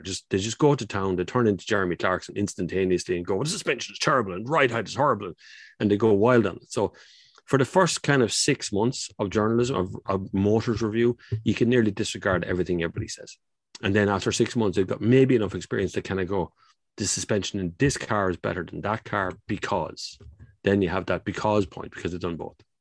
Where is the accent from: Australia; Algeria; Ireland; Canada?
Ireland; Kildare, Leinster; now in Portlaoise, Ireland; I'm originally from Kildare